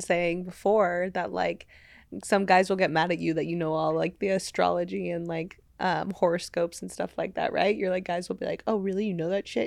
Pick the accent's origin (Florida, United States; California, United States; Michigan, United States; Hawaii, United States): California, United States; Los Angeles; L A. Um, yeah, so I grew up my whole life here